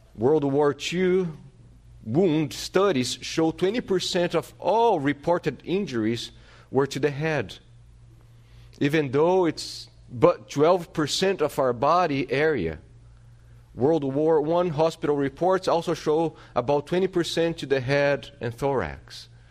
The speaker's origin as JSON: {"language": "English", "country": "Brazil", "tie": "born or raised there", "moved": "yes", "said": "growing up in Brazil, in my city"}